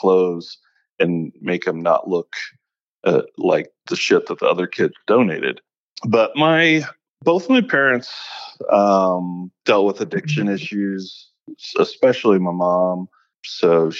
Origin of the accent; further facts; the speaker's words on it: Kansas City, Missouri, United States; moved away; Missouri wasn't the friendliest of places for me growing up